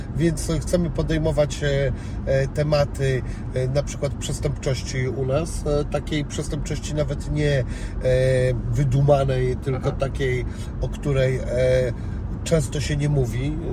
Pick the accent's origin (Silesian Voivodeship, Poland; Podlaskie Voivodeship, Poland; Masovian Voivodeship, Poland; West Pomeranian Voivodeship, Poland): West Pomeranian Voivodeship, Poland; Szczecin; tu jest z mojego miasta, bo jestem ze Szczecina